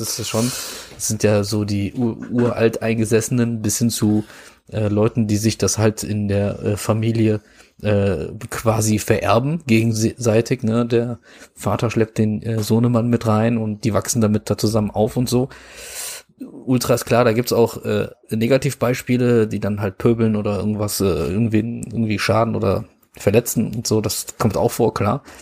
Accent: Mönchengladbach, North Rhine-Westphalia, Germany; Ich bin ja auch in Mönchengladbach geboren und wohne ja nicht weit weg

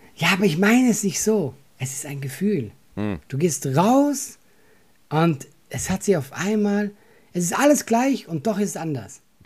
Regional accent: Switzerland; now in Germany; ich bin ja Schweizer

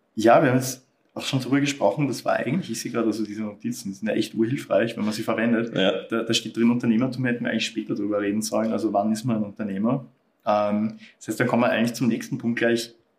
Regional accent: Austria; bei uns in Österreich

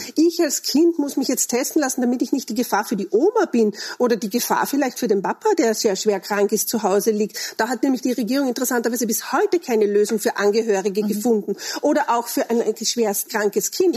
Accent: Austria; bei uns in Österreich

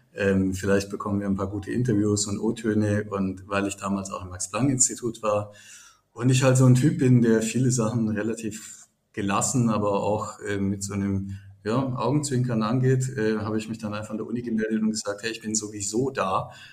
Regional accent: Baden-Württemberg, Germany; moved away as an adult; now in Düsseldorf, Germany; ich komme aus einem äh, Dorf in Baden

